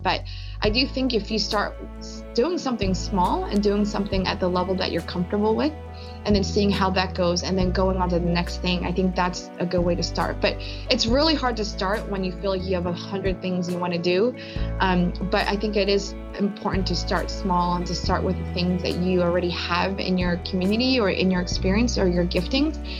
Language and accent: English; Philadelphia, Pennsylvania, United States; I was born in Philly with my parents, and but my parents are from Korea